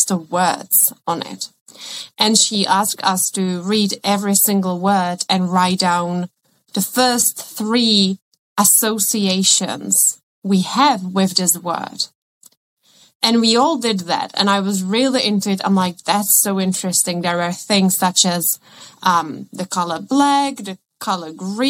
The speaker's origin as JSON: {"language": "English", "country": "Czechia", "first_language": "Czech", "second_language": "English", "moved": "yes", "said": "I come from the Czech Republic and I studied at Prague"}